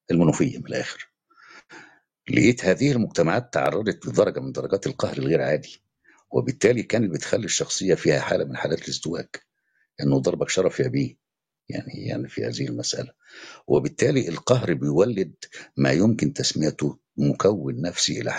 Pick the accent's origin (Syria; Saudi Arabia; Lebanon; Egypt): Egypt; احنا كمصريين